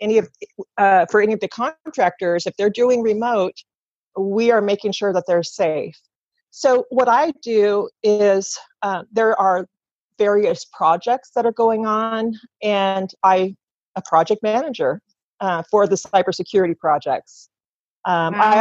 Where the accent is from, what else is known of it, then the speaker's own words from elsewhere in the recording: Gresham, Oregon, United States; also born or lived in California; I grew up, I was born in California, lived there for about 10 years, and then was moved to Oregon and lived in Gresham area until I got married